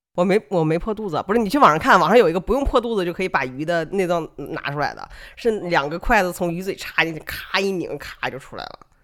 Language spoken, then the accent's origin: Chinese; Northeast China, China; moved away as an adult; also born or lived in Macau / Shenzhen; 我是一个从，在东北长大，然后我去了澳门上大学，又去了深圳工作